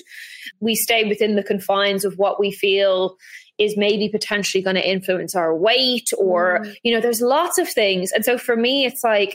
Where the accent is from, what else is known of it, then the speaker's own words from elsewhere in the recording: Ireland; I grew up in Ireland